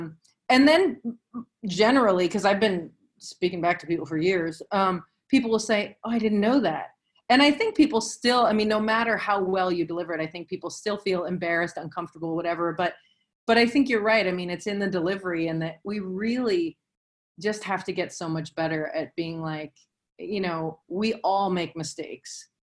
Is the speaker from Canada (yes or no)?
no; the South, United States; But, you know, I'm old and I'm from the South.